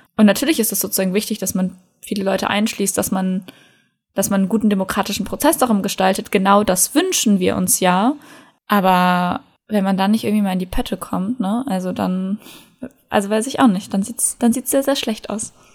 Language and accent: German; North Rhine-Westphalia, Germany; bei uns in NRW